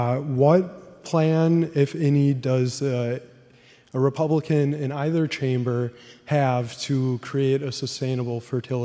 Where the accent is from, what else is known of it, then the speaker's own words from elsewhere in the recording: Kaukauna, Wisconsin, United States; moved away as an adult; now in Madison, United States; I'm from Kaukauna, Wisconsin. Moved down to Madison to work at the state legislature.